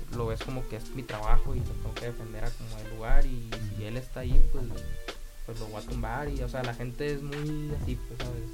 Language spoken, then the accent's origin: Spanish; Navojoa, Sonora, Mexico; also born or lived in Querétaro; soy de Navajo, Sonora